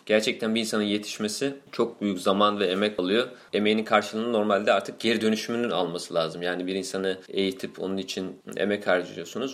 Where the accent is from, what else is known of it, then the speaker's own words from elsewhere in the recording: Turkey; moved away as an adult; now in Moscow, Russia; nerelisin muhabbetine geldiği zaman Türk'üm diyorum.